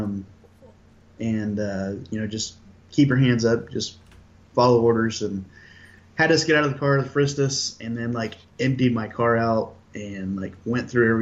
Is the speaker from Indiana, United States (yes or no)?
yes; Lapel, Indiana, United States; So he was like basically 10 miles away from my hometown